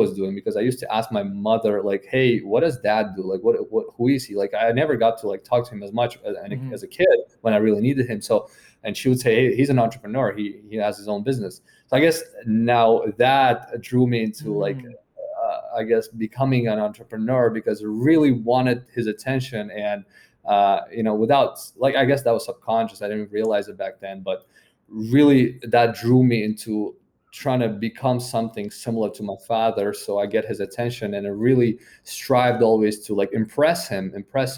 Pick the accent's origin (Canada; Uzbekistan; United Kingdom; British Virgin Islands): Uzbekistan; moved away as an adult; now in United States; when you come from a country like Uzbekistan